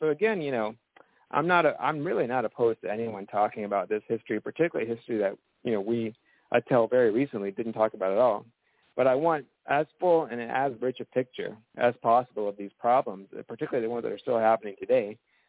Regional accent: the South, United States; I think, you know, I grew up in the South

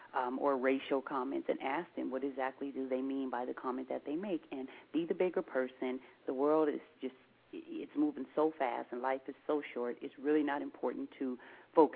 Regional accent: Seattle, Washington, United States; we're from Seattle and we live up here in the Pacific Northwest

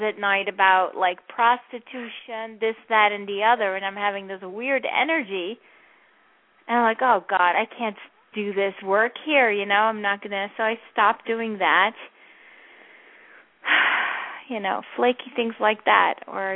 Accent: Netherlands; moved away; I'm from Holland.

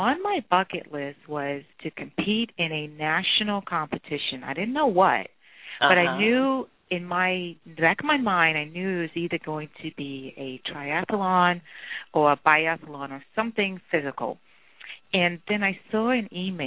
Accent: New York City, New York, United States; I grew up in Brooklyn, New York

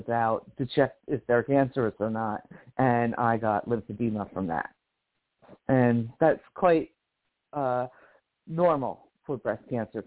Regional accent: Livingston, New Jersey, United States; now in Bakersfield, United States; I'm originally from Livingston, New Jersey, which is on the East Coast near New York. And I live here in Bakersfield.

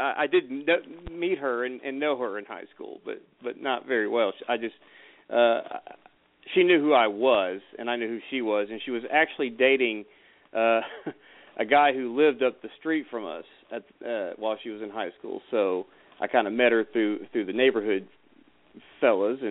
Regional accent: Maumelle, Arkansas, United States; I grew up in Maumelle, Arkansas, which is a, you know, a middle-class kind of suburb outside of Little Rock

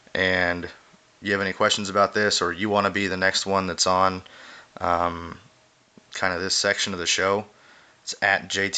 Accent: United States; being an American that's not really born into this

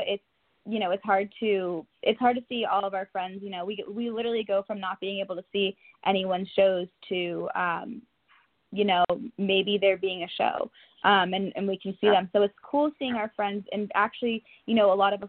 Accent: Boston, Massachusetts, United States; now in Nashville, United States; I'm originally from Boston

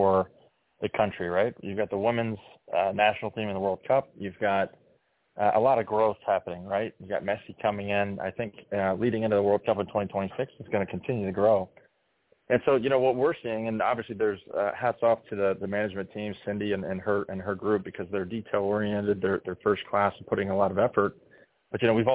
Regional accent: Fairfax County, Northern Virginia, United States; I'm actually from Northern Virginia, born and raised in Fairfax County

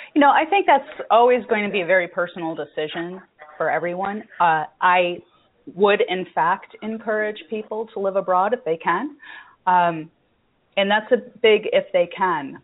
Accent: United States; being American, born and raised

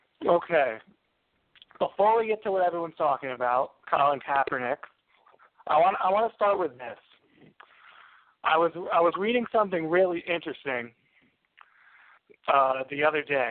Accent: United States

